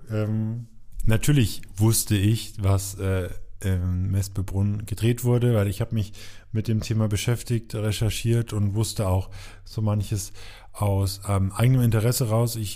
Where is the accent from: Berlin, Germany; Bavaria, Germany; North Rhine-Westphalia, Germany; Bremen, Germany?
Bavaria, Germany; Coburg; in meiner Heimatstadt Coburg